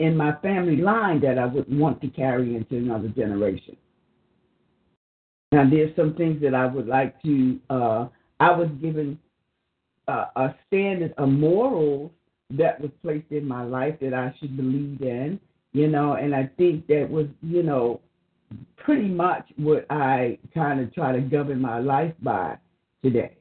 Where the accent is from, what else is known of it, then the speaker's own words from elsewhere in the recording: the South, United States; in the South growing up